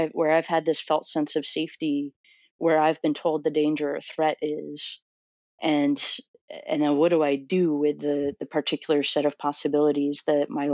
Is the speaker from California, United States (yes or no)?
no; Orlando, Florida, United States; moved away as an adult; also born or lived in New Jersey; I'm from Orlando, Florida